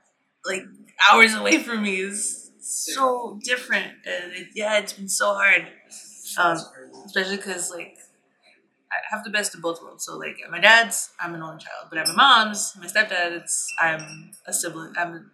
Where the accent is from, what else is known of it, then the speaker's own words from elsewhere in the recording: Whittier, California, United States; also born or lived in Huntington Park; I grew up in Whittier.